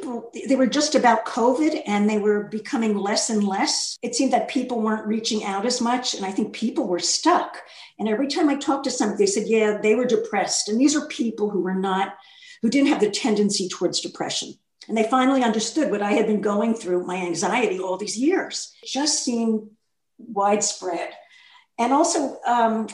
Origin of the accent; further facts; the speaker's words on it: New York, United States; moved away as an adult; now in Philadelphia, United States; I'm from New York and I lived there decades.